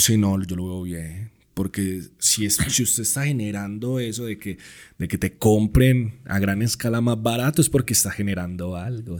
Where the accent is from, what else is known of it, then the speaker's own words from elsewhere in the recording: Colombia; moved away as an adult; now in Mexico; parto de mi país, de mi tierra, dejando pues mi familia, mi hija este, mi música